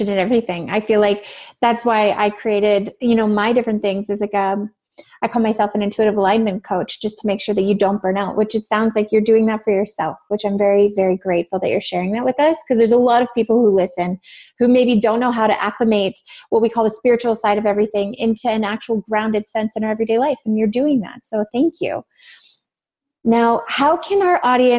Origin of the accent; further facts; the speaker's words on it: Canada; accent: Canadian; I guess I have an accent. I'm Canadian